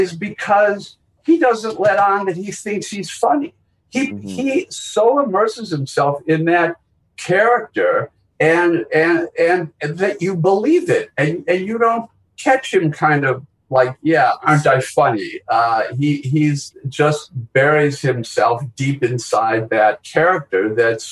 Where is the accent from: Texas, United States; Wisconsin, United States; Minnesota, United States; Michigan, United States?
Wisconsin, United States; Milwaukee; moved away; growing up in Milwaukee and, all three Jews from Milwaukee